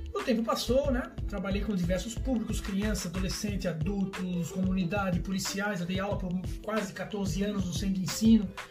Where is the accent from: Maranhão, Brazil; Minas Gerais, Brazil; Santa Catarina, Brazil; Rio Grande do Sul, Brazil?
Santa Catarina, Brazil; Florianópolis; accent: manezinho da ilha; Eu tenho um sotaque relativamente característico do manezinho da ilha